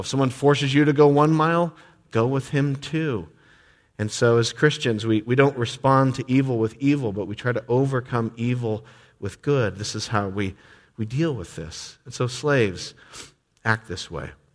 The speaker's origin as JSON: {"language": "English", "country": "United States", "tie": "born or raised there", "said": "grew up in this country"}